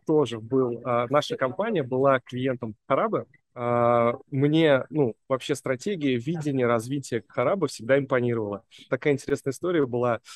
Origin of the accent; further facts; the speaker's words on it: Samara, Samara Oblast, Russia; moved away as an adult; now in Moscow, Russia; Я сам родом из Самары